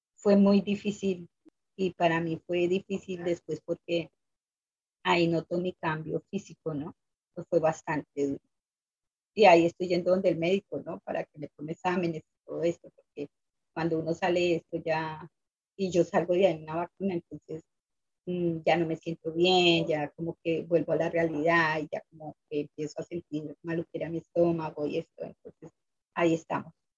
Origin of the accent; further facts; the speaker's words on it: Colombia; moved away as an adult; yo vengo de Colombia